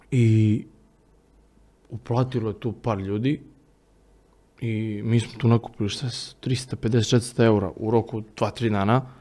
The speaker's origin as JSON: {"language": "Croatian", "town": "Vršac", "region": "Vojvodina", "country": "Serbia", "said": "Ja stačno sećam kako smo mi otišli u jedan kafić u Vršcu, odakle sam ja"}